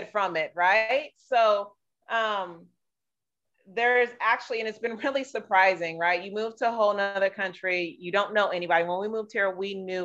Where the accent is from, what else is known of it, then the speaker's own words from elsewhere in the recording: San Diego, California, United States; moved away as an adult; I grew up in San Diego